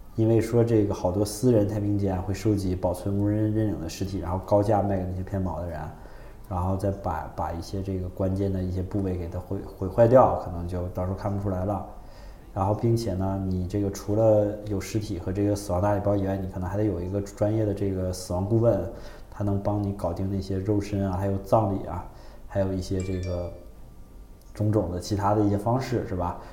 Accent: China; 我们中国人

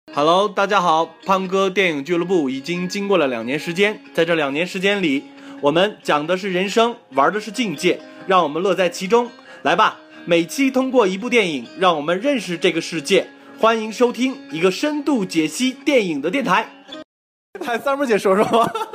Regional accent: China; 我们中国人

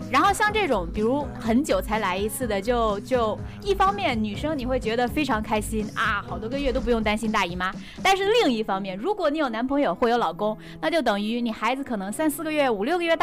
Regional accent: Beijing, China; 大家好，我是呃暂时住在凤凰店八幺二的…，呃，我其实从北京过来的，在这边可能大概待一两个月。

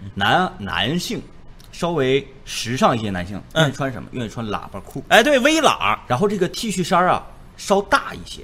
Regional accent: Northeast China, China; accent: Northeastern (Dongbei) Mandarin; 土生土长的， 咱们守家待地的吉林

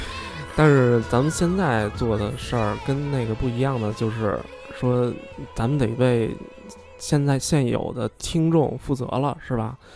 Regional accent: Beijing, China; 咱们是北京的，真 是土生土长的孩子

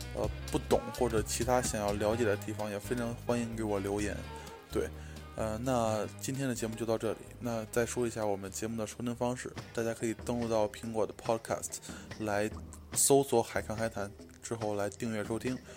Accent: Beijing, China; moved away as an adult; now in United States; 我作为一个北京人，在二十多年里边吃涮肉的一些经历和经验

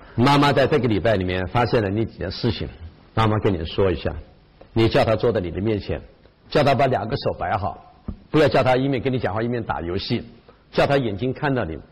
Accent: China; 这就是我们中国人

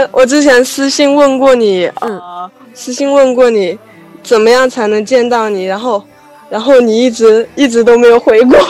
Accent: Guangzhou, Guangdong, China; now in Wuhan, China; 因为我是从广州过来武汉这边读书

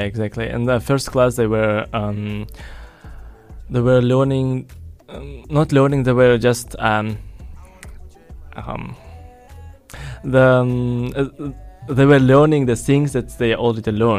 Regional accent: Uzbekistan; moved away as an adult; now in China; I was born in Uzbekistan and I was studying in a German school in Uzbekistan.

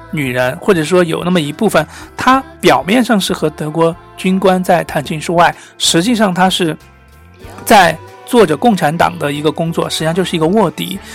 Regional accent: China; 我们中国人都听过一句古话

